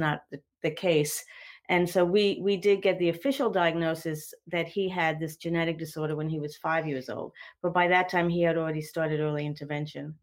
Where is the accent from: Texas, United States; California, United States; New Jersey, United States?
New Jersey, United States; now in North Carolina, United States; I'm not from North Carolina, but New Jersey